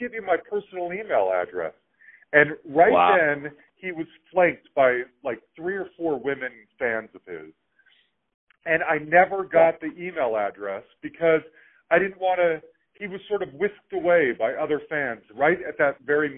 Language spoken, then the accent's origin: English; Salt Lake City, Utah, United States; now in Denver, United States; I grew up in Salt Lake City, Utah.